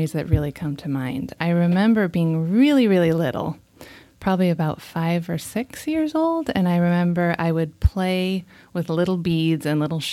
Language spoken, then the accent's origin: English; Leverett, Massachusetts, United States; moved away as an adult; also born or lived in western United States; I grew up here in Western Massachusetts in a very small town called Leverett